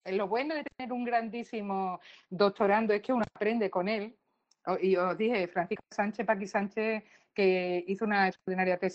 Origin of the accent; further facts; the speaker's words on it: Colombia; como vosotros soy colombiano